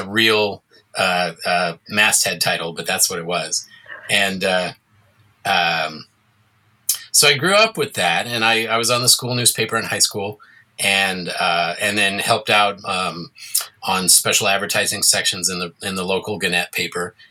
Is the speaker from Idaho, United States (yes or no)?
yes; Boise, Idaho, United States; moved away as an adult; also born or lived in New York City; growing up in Boise, I would go to the midnight movies and see Rocky Horror